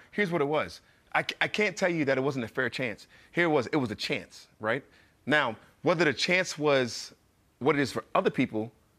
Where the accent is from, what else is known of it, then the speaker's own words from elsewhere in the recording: Newark, New Jersey, United States; also born or lived in Irvington, New Jersey; I'm from Newark, New Jersey. Mm-hmm. I went to school in Irvington, New Jersey. Like I'm from like the bottom.